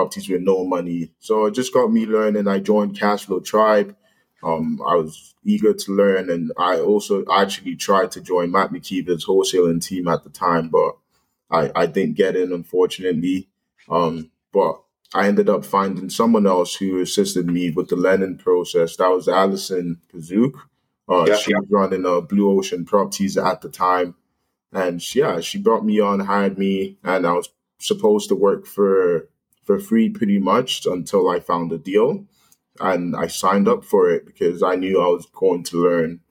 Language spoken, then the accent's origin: English; London, Ontario, Canada; I'm originally from London, Ontario here